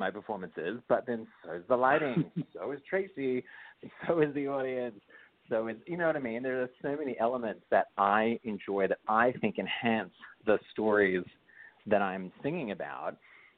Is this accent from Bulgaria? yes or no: no; Australia; now in United States; I'm Australian. All my family's all Australian.